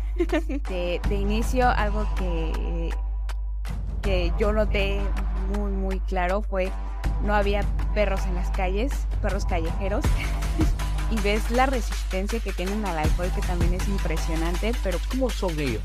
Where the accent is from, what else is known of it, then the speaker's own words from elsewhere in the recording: State of Mexico, Mexico; moved away as an adult; now in Dublin, Ireland; yo nací en la Ciudad de México. Eh, tiempo después me fui a vivir al Estado de México y ahí es básicamente donde yo crecí.